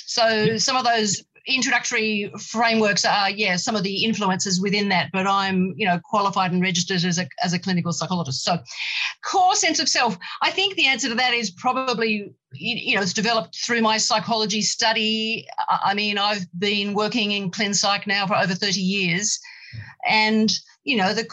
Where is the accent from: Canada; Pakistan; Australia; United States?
Australia; I am female, I am Australian, you know, with English and Australian heritage